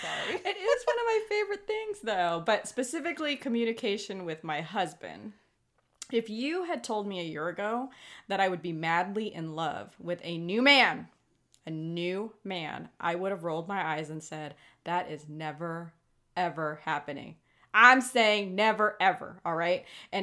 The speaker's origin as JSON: {"language": "English", "region": "Hawaii", "country": "United States", "said": "I'm the Hawaiian that can only doggy paddle."}